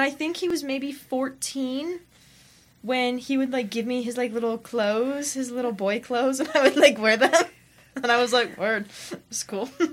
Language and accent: English; Salina, Kansas, United States; I'm from Salina, Kansas.